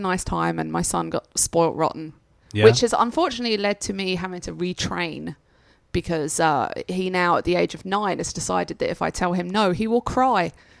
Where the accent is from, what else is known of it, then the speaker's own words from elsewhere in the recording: England, United Kingdom; No, because I'm English.